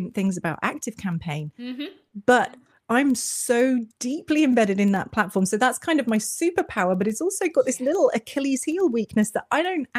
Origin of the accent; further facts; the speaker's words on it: Cornwall, South West England, United Kingdom; accent: British; I am from the very far southwest corner of England in a little county called Cornwall that is mostly sea around the edges and lots of beaches. And I've lived here my whole life